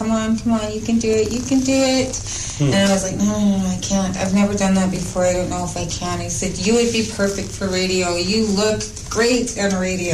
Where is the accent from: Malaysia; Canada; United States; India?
Canada; Alert Bay, British Columbia; also born or lived in Turner Island; now in Vancouver, Canada; I was born in Alert Bay